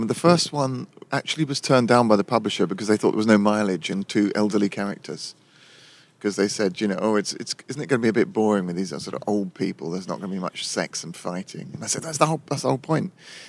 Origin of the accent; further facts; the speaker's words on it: London, United Kingdom; I'm born and raised here, and it's an ancient city.